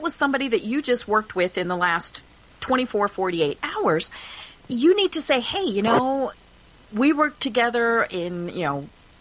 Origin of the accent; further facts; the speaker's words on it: Colorado, United States; I'm from Colorado